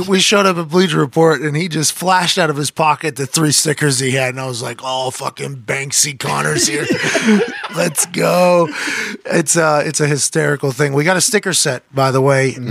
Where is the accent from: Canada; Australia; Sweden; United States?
United States; Pittsburgh, Pennsylvania; now in Indianapolis, United States; I'm from Pittsburgh